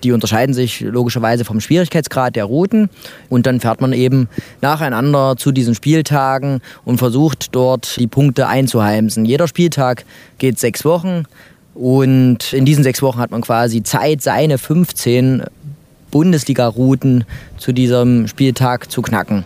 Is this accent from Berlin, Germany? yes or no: no; Mühlhausen, Thuringia, Germany; moved away; also born or lived in Jena; bin aus Mühlhausen